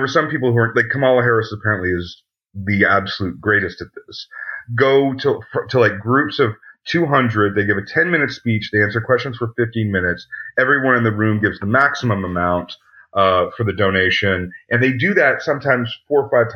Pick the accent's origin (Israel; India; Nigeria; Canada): Canada; I'm a Canadian